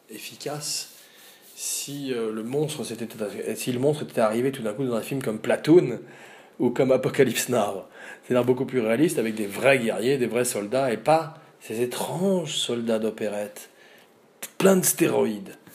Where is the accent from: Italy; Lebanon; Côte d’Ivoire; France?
France; Auvergne-Rhône-Alpes; un badass, comme on dit chez nous, en Auvergne.